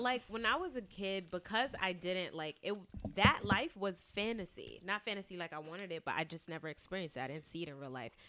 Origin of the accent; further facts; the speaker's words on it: New York City, New York, United States; I grew up in Brownsville